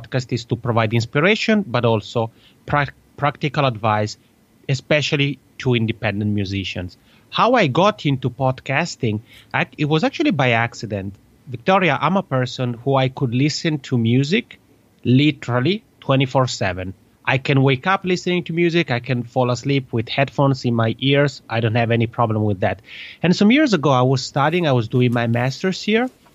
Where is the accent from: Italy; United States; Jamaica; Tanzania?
Italy; accent: Italian (macaroni accent); first language Italian; English is a second language; my mother tongue, as people may guess, is Italian because I have this funny macaroni accent